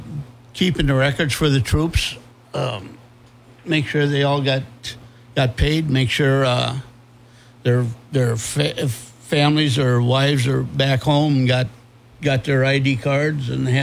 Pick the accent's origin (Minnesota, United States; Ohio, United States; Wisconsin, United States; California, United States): Minnesota, United States; Faribault; I was born and raised here in Faribault.